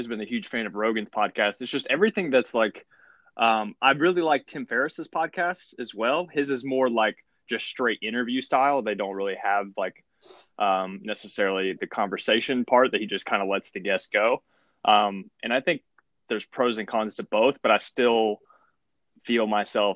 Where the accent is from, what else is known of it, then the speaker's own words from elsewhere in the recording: Ashland, Kentucky, United States; I'm from Ashland, Kentucky.